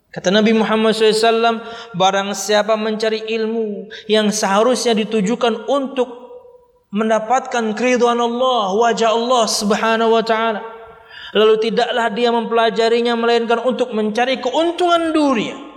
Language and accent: Indonesian; Kalimantan, Indonesia; Tapi karena kondisi, saya dari Kalimantan.